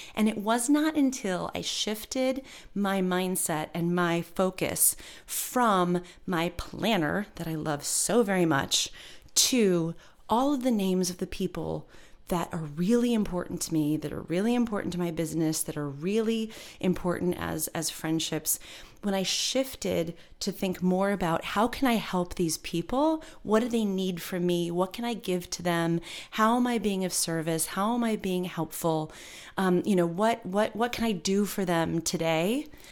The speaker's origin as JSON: {"language": "English", "region": "Michigan", "country": "United States", "also_born_or_lived": "New York", "moved": "as an adult", "said": "I moved from Michigan to go to N Y U and I attended college"}